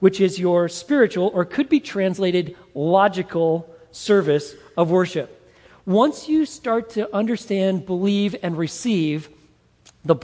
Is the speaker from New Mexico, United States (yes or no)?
no; Montana, United States; When I was a young boy growing up in Montana